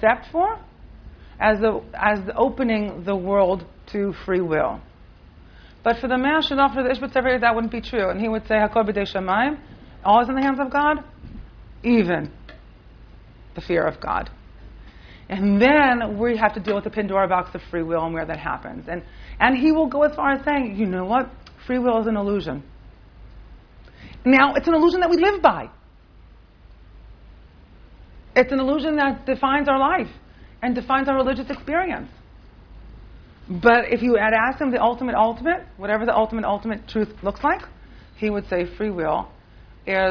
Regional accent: Rehovot, Central District, Israel; now in Jerusalem, Israel; I grew up right in Rehovot and then in Yerushalayim my whole adult life

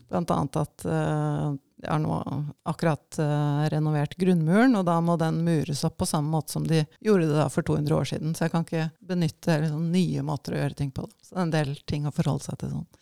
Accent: Hølen, Viken, Norway; moved away as an adult; also born or lived in Asia; Jeg er oppvokst i Hølen, som er et lite tettsted mm. utenfor mm. Oslo.

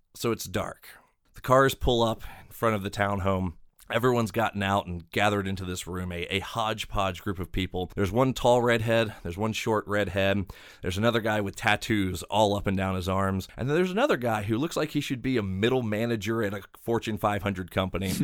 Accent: Maryland, United States; now in Ohio, United States; I'm originally from Maryland

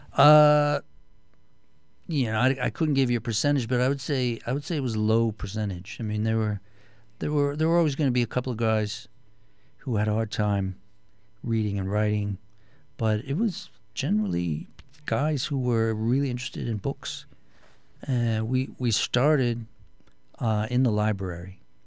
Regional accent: Canton, Ohio, United States; also born or lived in New York; now in Connecticut, United States; I'm from the Midwest, uh, Canton, Ohio, which is Northeast Ohio

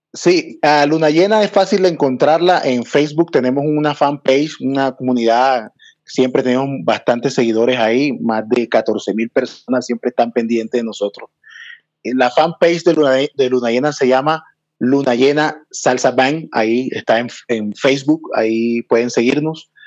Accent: Barranquilla, Atlántico, Colombia; now in Bogotá, Colombia; yo soy de Barranquilla

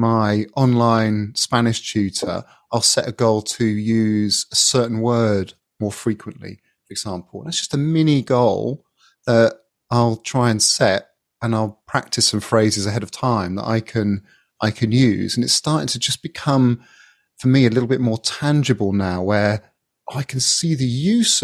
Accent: England, United Kingdom; as an Englishman

